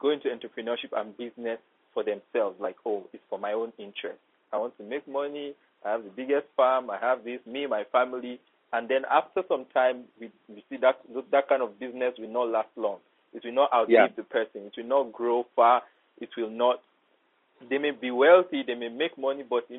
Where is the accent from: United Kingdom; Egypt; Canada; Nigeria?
Nigeria; Ogbomoso, Oyo; Even if you go to my own state, in Oyo State, Ogbomoso, my hometown, to be precise.